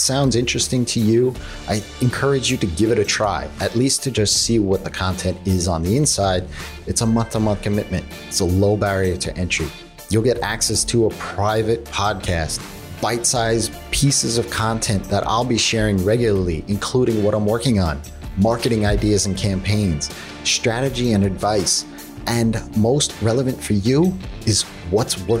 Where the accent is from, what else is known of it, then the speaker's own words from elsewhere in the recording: New York, United States; I'm a New Yorker